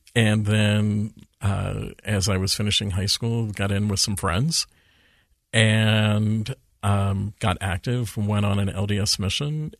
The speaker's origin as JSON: {"language": "English", "town": "Redmond", "region": "Washington", "country": "United States", "tie": "born or raised there", "also_born_or_lived": "Steubenville, Ohio", "moved": "as an adult", "lives_now": "Utah, United States", "said": "I went to high school in Redmond, Washington. I grew up on East Lake Sammamish Boulevard"}